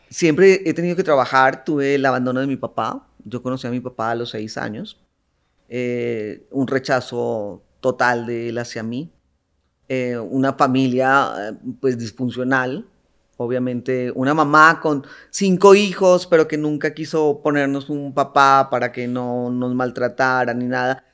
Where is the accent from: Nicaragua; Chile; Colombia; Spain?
Colombia; moved away as an adult; now in Mexico; de nacimiento eh, soy colombiana. Ya llevo 24 años viviendo en México